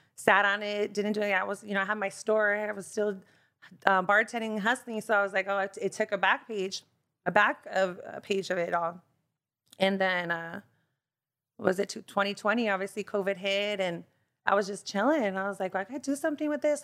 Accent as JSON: {"language": "English", "town": "Bellflower", "region": "California", "country": "United States", "tie": "born or raised there", "also_born_or_lived": "Boston, Massachusetts / South Gate, California / Lynwood, California", "said": "we moved to Bellflower, so I'm a Bellflower native"}